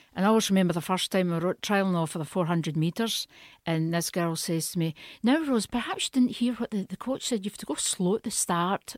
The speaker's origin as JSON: {"language": "English", "town": "Stewarton", "region": "Scotland", "country": "United Kingdom", "tie": "born or raised there", "also_born_or_lived": "Italy", "moved": "as an adult"}